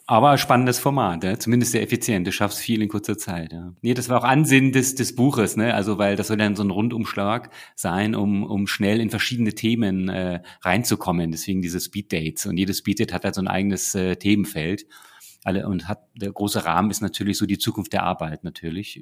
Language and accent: German; Northern Germany, Germany; now in Munich, Germany; ich als Norddeutscher